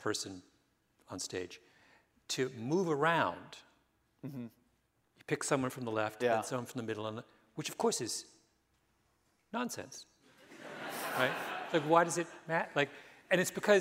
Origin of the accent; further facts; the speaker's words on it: Waterloo, Ontario, Canada; moved away; I always say I'm from Canada because I just assume that no one in America, if I say I'm from, Waterloo, everyone will think I'm from Iowa.